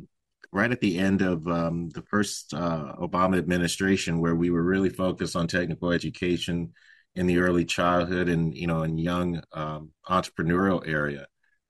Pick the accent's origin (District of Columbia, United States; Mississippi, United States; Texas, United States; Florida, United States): Texas, United States; San Antonio; now in San Jose, United States; I am a Texan, originally from San Antonio, Texas.